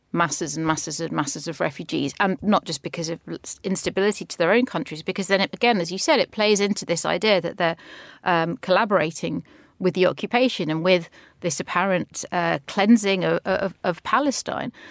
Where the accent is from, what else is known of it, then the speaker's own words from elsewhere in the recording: London, United Kingdom; as a Londoner